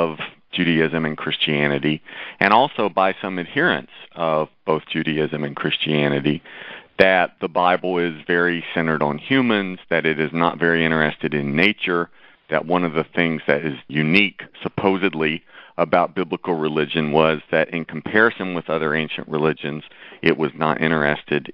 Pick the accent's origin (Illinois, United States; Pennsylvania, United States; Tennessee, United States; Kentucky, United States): Tennessee, United States; also born or lived in Nashville, Tennessee; now in Chicago, United States; I was born in Tennessee and lived there for a number of years